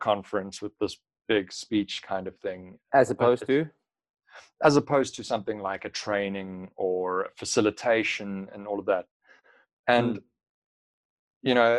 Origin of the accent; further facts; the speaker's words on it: South Africa; a South African